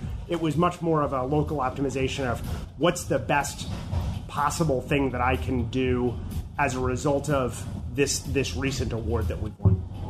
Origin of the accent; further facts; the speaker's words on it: California, United States; what we thought was, well, we're from California.